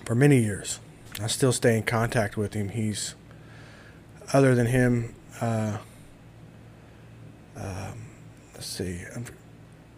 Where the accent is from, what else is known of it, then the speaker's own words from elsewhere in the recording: Louisville, Kentucky, United States; also born or lived in Shepherdsville, Kentucky / Bullitt County, Kentucky; I grew up back and forth between Shepherdsville and Louisville